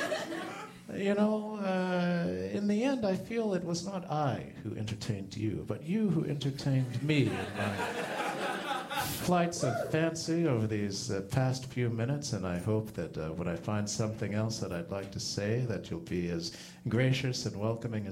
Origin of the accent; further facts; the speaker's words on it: Plano, Texas, United States; I grew up in Plano, Texas, just north of Dallas, Texas